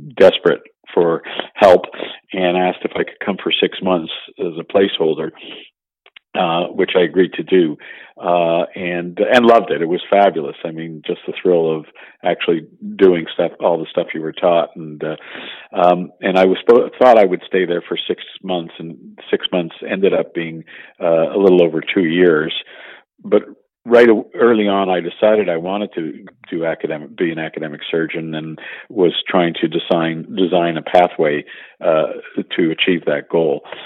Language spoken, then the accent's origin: English; Montreal, Quebec, Canada; I'm a native Montrealer and uh, grew up